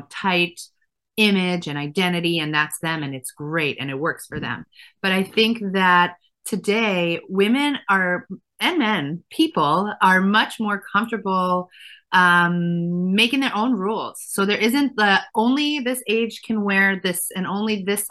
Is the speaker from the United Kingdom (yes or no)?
no; Efrat, Israel; moved away as an adult; now in United States; So I grew up religious in a town called Efrat, which is now a city.